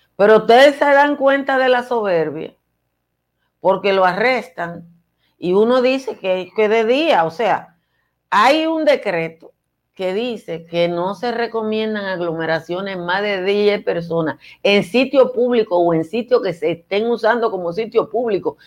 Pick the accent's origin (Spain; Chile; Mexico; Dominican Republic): Dominican Republic; Nizao, Peravia; soy de Nizao, entonces obviamente que mi origen está muy lejos del glamour